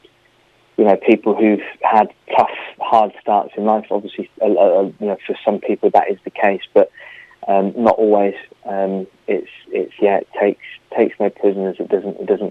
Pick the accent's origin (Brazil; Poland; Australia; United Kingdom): United Kingdom; near Bristol, South West England; moved away; also born or lived in Bournemouth; So I grew up near Bristol, quite a nice upbringing, good family